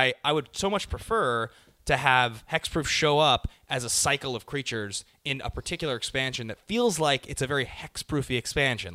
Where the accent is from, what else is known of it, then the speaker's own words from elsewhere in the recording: Seattle, Washington, United States; now in Los Angeles, United States; That's where I'm from. I'm from Seattle